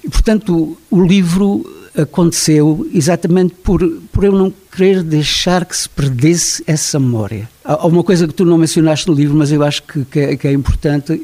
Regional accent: Vila de Frades, Alentejo, Portugal; Eu tive a felicidade de nascer numa terra que era uma terra simples e uma terra onde se cantava muito

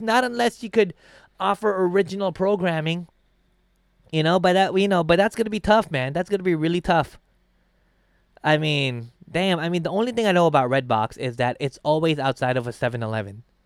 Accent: Philippines; now in United States; I'm from the Philippines

